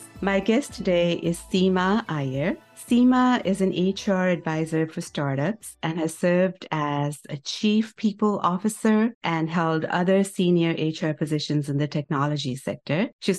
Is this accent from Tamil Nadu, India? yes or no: no; Chandigarh, India; now in United States; You and I grew up in Chandigarh together.